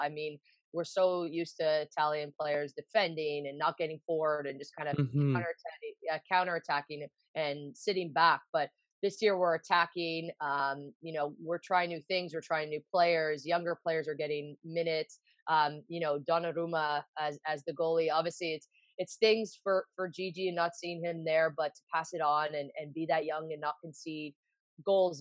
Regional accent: Vaughan, Ontario, Canada; also born or lived in Toronto; I grew up in Toronto until I was like three and a half, and we moved to Vaughan, so just outside the GTA, so about 40 minutes north of Toronto.

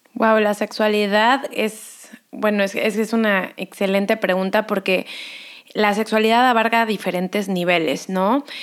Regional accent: Cancún, Quintana Roo, Mexico; moved away as an adult; also born or lived in Mexico City / Los Angeles, United States; yo nací en la Ciudad de México, crecí en Cancún, estudié aquí psicología, me voy a vivir a Los Ángeles

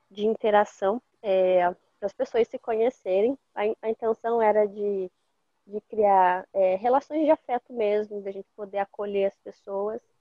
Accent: Rebouças, Paraná, Brazil; now in Foz do Iguaçu, Brazil; eu estava na minha cidade natal, que é Rebouças, eu não sou de Foz do Iguaçu originalmente

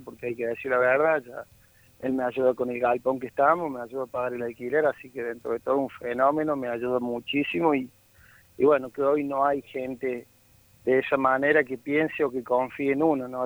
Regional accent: Córdoba, Argentina; yo soy del Bajo Yopeyu

